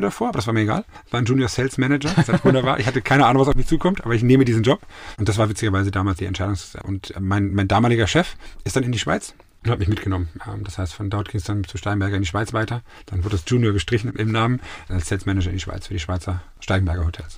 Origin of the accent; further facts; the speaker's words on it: Munich, Bavaria, Germany; moved away as an adult; also born or lived in Bielefeld / Hamburg / Switzerland / Zurich; now in Mainz, Germany; Ich bin in München groß, ich liebe meine Ecken in München